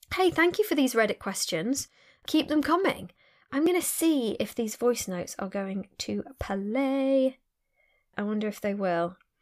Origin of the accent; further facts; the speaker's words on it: Sheffield, Yorkshire and the Humber, United Kingdom; I was born in Sheffield, I'm from Sheffield.